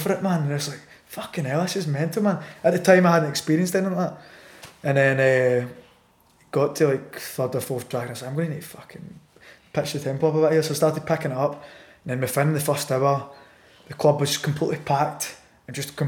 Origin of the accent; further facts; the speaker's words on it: Scotland, United Kingdom; I was from Scotland